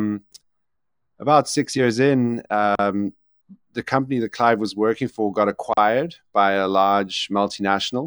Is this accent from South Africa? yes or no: yes; South Africa; also born or lived in Ireland; I'm South African and spend most of my time between South Africa and Ireland